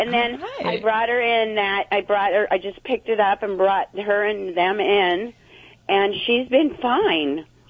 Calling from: Huntington Beach, California, United States; Huntington Beach.

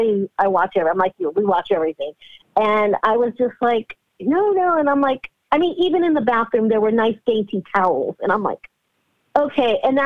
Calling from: California, United States; I'm calling from California.

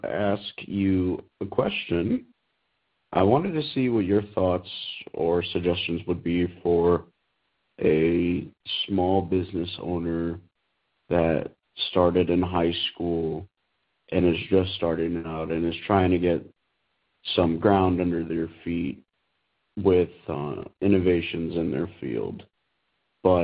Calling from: East Lansing, Michigan, United States; I'm calling from East Lansing, Michigan. I'm actually currently on the Michigan State campus.

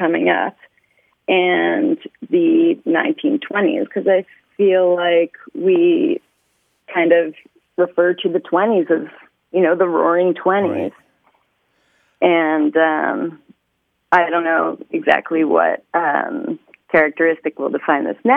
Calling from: Los Angeles, California, United States; I'm calling from Los Angeles, California.

